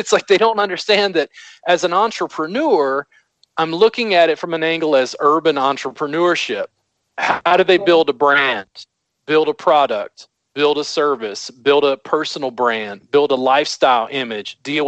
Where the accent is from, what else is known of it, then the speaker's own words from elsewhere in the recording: Baton Rouge, Louisiana, United States; growing up in the South in Baton Rouge, Louisiana